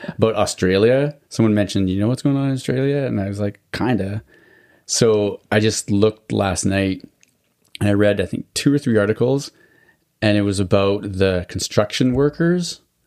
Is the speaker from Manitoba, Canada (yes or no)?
no; Alberta, Canada; I grew up in Alberta too